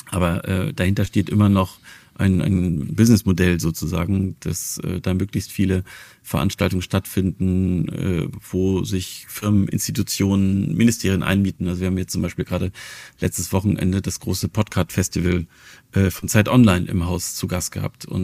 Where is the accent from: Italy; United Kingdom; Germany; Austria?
Germany; Wilhelmshaven, Lower Saxony; Und zwar war das in meiner Heimatstadt Wilhelmshaven.